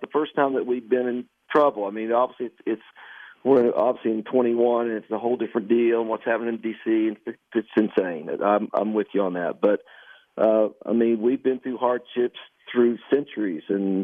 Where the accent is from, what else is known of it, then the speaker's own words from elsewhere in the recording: Canova, West Virginia, United States; my hometown of Canova, West Virginia